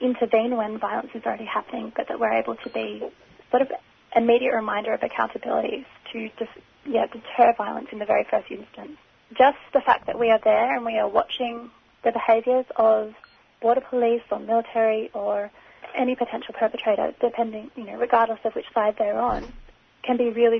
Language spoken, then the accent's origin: English; Australia; the fact that I'm an Australian citizen